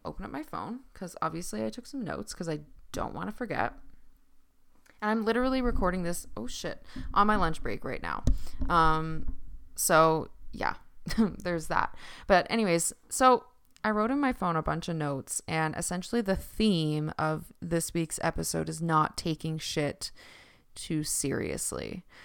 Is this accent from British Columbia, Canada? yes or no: no; Newfoundland and Labrador, Canada; accent: Newfoundland; my Newfoundland accent